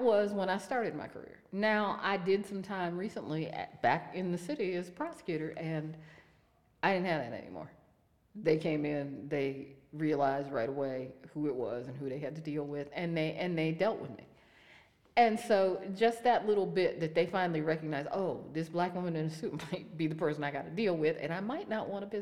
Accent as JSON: {"language": "English", "town": "Youngstown", "region": "Ohio", "country": "United States", "said": "I'm from Youngstown"}